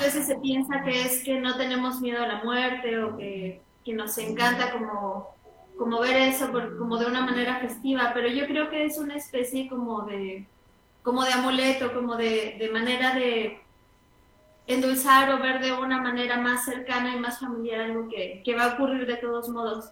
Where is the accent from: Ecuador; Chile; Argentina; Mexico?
Mexico; San Luis Potosí; also born or lived in Mexico City; nací en el DF, en el Distrito Federal, la ciudad más ah, Sí. Eh, y he ido y venido este, continuamente porque mi papá es de allá. Y, eh, pero San Luis es, digamos, mi casa